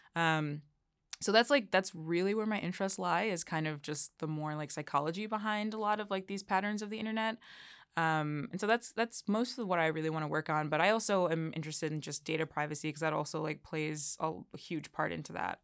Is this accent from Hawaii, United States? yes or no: no; Chicago, Illinois, United States; moved away as an adult; also born or lived in Elmhurst, Illinois; now in Washington, D.C., United States; I grew up, uh, in Chicago. I was born in Chicago, and, uh, I spent most of my young adult life in Elmhurst, Illinois.